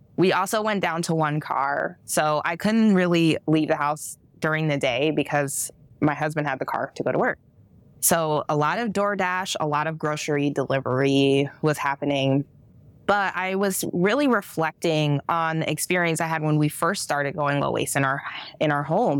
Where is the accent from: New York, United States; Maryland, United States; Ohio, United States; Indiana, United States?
Ohio, United States; Akron; also born or lived in Kent, Ohio; we grew up in Akron, but I was actually in Kent, Ohio before moving to Akron